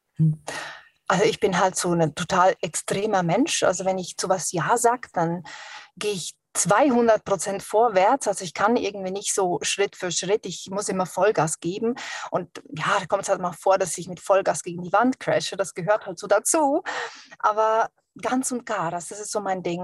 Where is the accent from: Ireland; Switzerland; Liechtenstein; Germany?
Switzerland; Ich bin ja auch Schweizerin